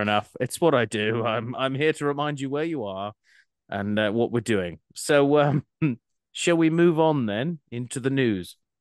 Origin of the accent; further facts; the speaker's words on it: Scotland, United Kingdom; I'm Scottish